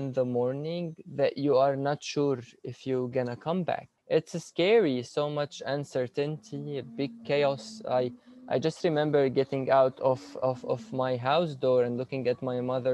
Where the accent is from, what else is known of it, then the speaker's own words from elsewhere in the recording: Damascus, Damascus Governorate, Syria; moved away as an adult; now in Canada; In Damascus, Syria, I was born and raised there